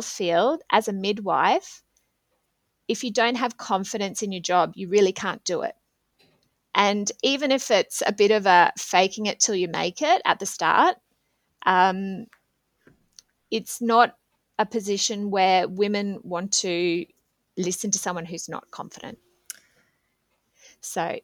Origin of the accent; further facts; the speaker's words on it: Australia; moved away as an adult; now in Switzerland; as an Australian